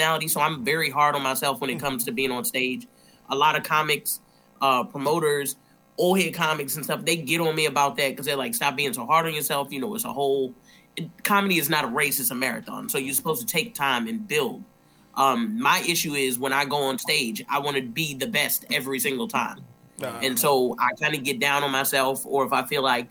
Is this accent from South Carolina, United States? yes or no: no; Baltimore, Maryland, United States; I'm from Baltimore. Unfortunately, so I started in Baltimore.